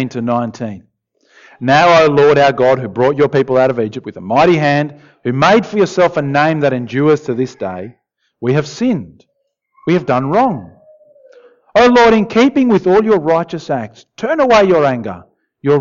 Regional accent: Argentina; moved away; I grew up in Argentina, in South America

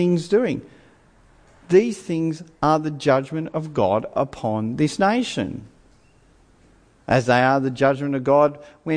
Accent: Australia; I'm an Australian

